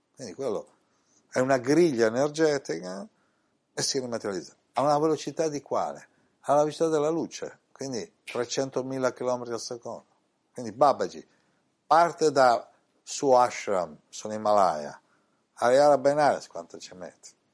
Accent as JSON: {"language": "Italian", "country": "Italy", "tie": "born or raised there", "said": "in questa incarnazione sono nato in Italia"}